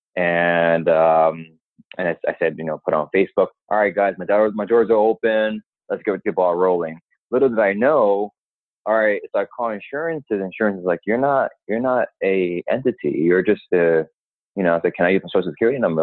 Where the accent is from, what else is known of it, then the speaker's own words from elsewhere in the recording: New York, United States; I'm from New York. I'm a New Yorker myself